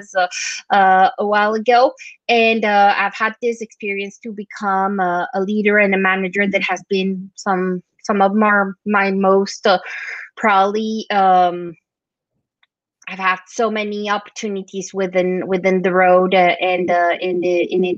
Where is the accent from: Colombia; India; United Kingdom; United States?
Colombia; moved away as an adult; now in Europe; I'm from Colombia, so I immigrated to Europe a long time ago